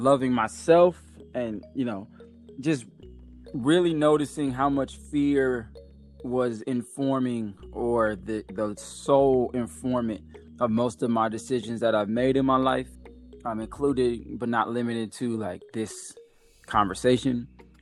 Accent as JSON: {"language": "English", "town": "Chicago", "region": "Illinois", "country": "United States", "tie": "born or raised there", "also_born_or_lived": "New York / the South", "moved": "as an adult", "lives_now": "Atlanta, United States", "said": "I was born in New York, lived in the South from like 2 to 6 or 7, and moved to Chicago and lived there until almost 30"}